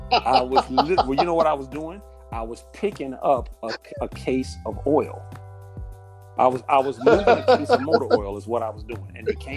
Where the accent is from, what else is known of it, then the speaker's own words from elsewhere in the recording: Carroll, United States; I'm a kid from Carroll, bro.